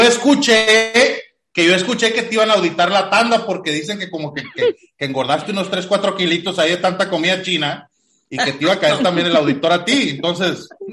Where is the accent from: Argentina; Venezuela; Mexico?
Mexico; soy mexicano